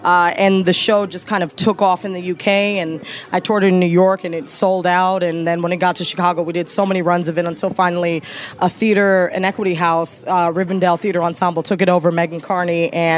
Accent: Jamaica; incorporated my own story of what it was like being Jamaican and having a mother that was super critical about my body, and my grandmother who was like huge Christian presence in my family.

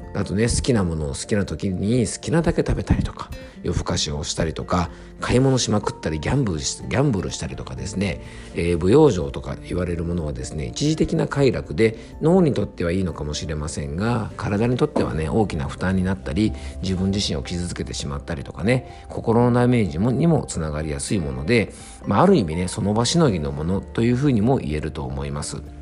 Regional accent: Yamanashi, Japan; moved away; 僕が住んでる山梨県とかにはですね、あんまり、こうね、都心にあるような大型のですね、えっと、CD ショップみたいなものがね、ないんで すよね。えっ、ー、とねタワーレコードとかそういった店舗がなくてですね昔はねあのこっちの地元に帰ってくる前まではですね

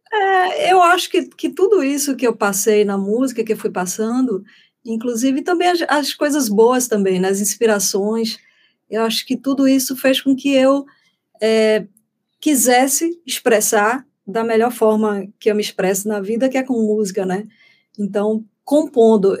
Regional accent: Feira de Santana, Bahia, Brazil; lá em Feira de Santana, que, que é a terra onde eu nasci

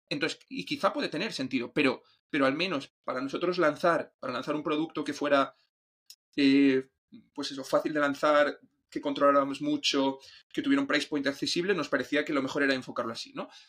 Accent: Asturias, Spain; yo soy de Asturias

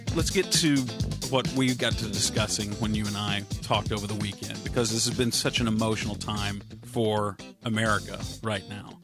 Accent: Richardson, Texas, United States; I grew up in Richardson

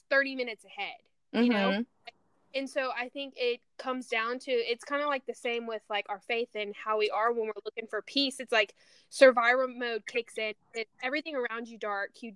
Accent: Louisiana, United States; I grew up in Louisiana

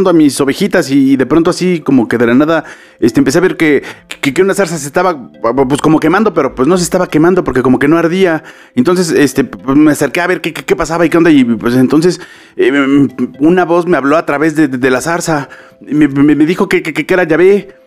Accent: Egypt; moved away; yo vengo de Egipto, o sea, yo, yo vivía allá y ahora estoy acá

